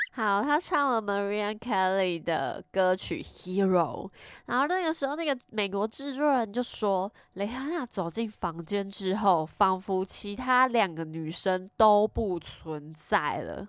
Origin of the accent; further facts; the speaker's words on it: Taiwan; accent: Taiwanese Mandarin; 因为念太快我直接台湾国语